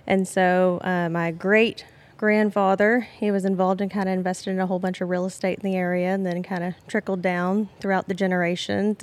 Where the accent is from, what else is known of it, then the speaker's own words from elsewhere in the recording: Beaumont, Texas, United States; I am actually from this area of Southeast Texas, specifically Beaumont. And I've born and raised here